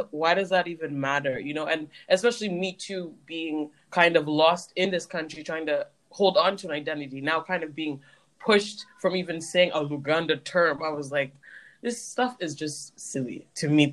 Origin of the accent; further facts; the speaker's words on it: Canada; my family was the only Black family for some time in the place, city, town I was born